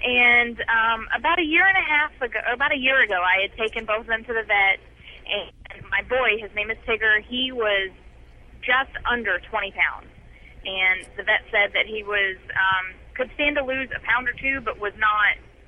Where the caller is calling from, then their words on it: Illinois, United States; I live in Chattanooga, but my boyfriend is a truck driver, and we're in Illinois right now.